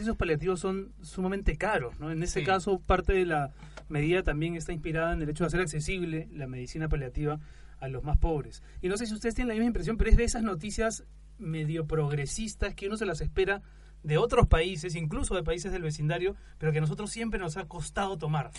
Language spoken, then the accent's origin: Spanish; Peru; now in Spain; somos peruanos, seguimos siendo, por supuesto, parte del Perú